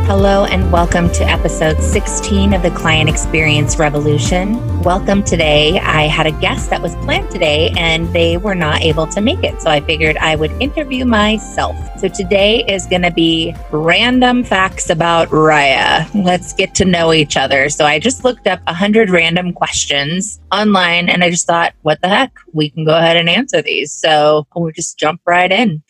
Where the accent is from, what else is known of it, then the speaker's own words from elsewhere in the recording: Carnation, Washington, United States; now in Seattle, United States; I grew up in Carnation, Washington.